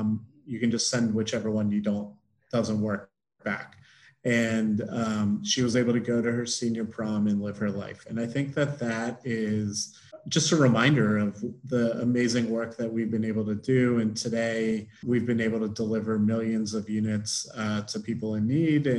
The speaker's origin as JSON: {"language": "English", "town": "Baltimore", "region": "Maryland", "country": "United States", "tie": "born or raised there", "said": "growing up in Baltimore, lacrosse is a big sport"}